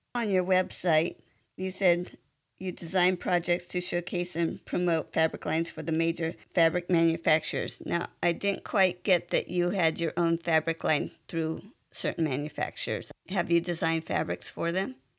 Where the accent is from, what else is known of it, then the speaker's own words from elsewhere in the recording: California, United States; I grew up in California